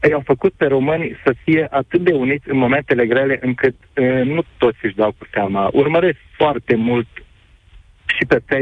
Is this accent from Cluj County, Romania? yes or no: yes; Cluj-Napoca, Cluj County, Romania; Nu am luat pe nimeni, sunt de la Cluj